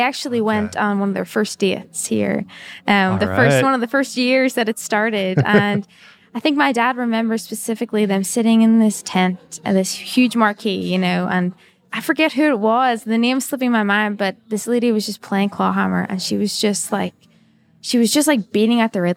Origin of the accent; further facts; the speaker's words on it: Northern Ireland, United Kingdom; I grew up in Northern Ireland